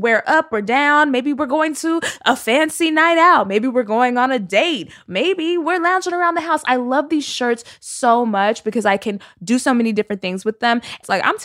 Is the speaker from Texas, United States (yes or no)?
yes; Texas, United States; I'm from Texas.